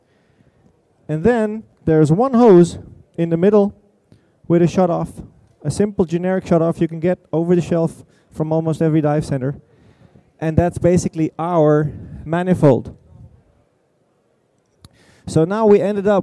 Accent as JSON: {"language": "English", "country": "Denmark", "said": "I'm from Denmark"}